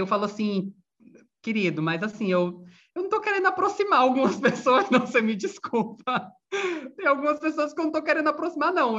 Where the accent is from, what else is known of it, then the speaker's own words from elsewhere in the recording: Bahia, Brazil; moved away as an adult; also born or lived in Viçosa, Minas Gerais; now in Rio de Janeiro, Brazil; Eu sou da Bahia, estudei em Minas, depois vim para o Rio